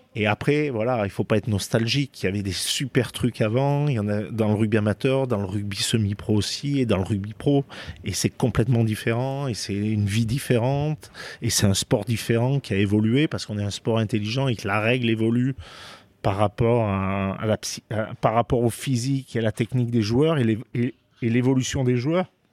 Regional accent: Romans-sur-Isère, Auvergne-Rhône-Alpes, France; moved away as an adult; also born or lived in Gloucester, England / Sale, England; je suis originaire de Romans, du Vercors

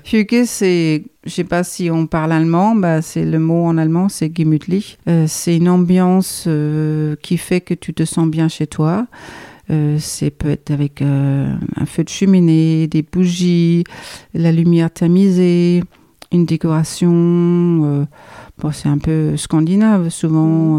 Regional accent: Copenhagen, Capital Region of Denmark, Denmark; French is a second language; moved away as an adult; now in Dordogne, France; je suis danoise, euh, donc euh, je viens du pays du Danemark. Je suis née dans la capitale Copenhague.

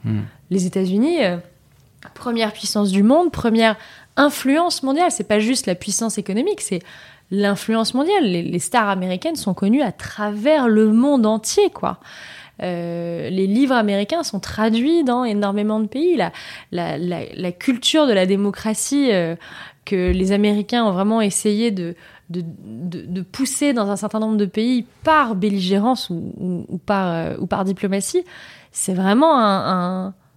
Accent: Vichy, Auvergne-Rhône-Alpes, France; Je suis née en Auvergne, une région que j'aime beaucoup. Je suis née à Vichy

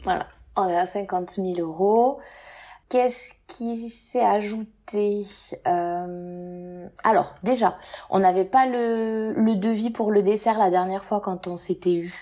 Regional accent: France

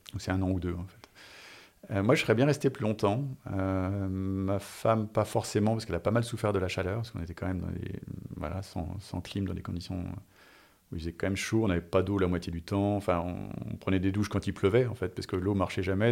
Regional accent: France; moved away as an adult; also born or lived in United States / Singapore / Israel / Jakarta; je suis français, je suis à Singapour

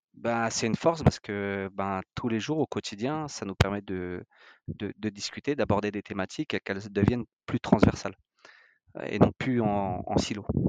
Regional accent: France; on est français, on est des latins

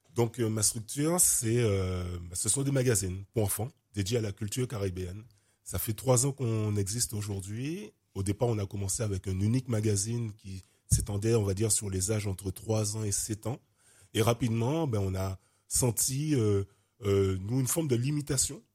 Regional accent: Guadeloupe; also born or lived in Martinique; j'ai grandi en Guadeloupe, ma mère martiniquaise

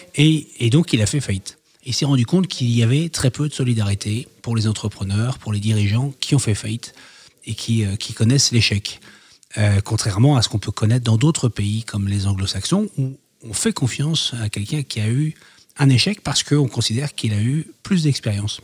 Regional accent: Roubaix, Hauts-de-France, France; also born or lived in Canada; Je suis né à Roubaix

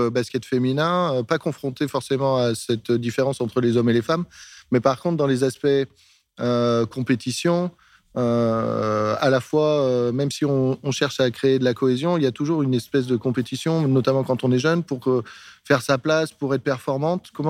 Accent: Martinique; also born or lived in Cannes; suis pas née en Martinique. Ah. Je suis née à Cannes, mais je suis martiniquaise.

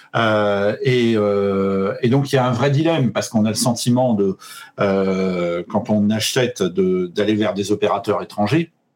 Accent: Paris, Île-de-France, France; je suis parisien

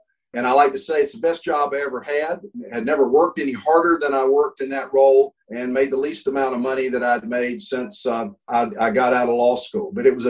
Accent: Boone, North Carolina, United States; I was actually born in Boone, North Carolina, which is where Appalachian State is. My paternal and maternal heritage goes back as far as I can find.

